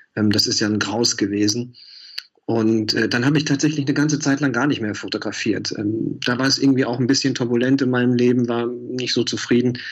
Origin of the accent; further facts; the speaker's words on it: Mülheim an der Ruhr, North Rhine-Westphalia, Germany; moved away as an adult; also born or lived in Duisburg; now in Berlin, Germany; ich bin auf Kohle geboren, ja, 85 auf die Welt gekommen, hatte neulich ähm, Ehrentag und ähm, habe dann äh, in Mülheim gelebt, in Duisburg studiert, dann nach Berlin gegangen